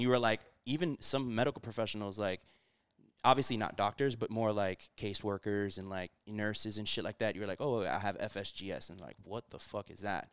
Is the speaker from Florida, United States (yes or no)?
yes; Miami, Florida, United States; born or raised there; also born or lived in Puerto Rico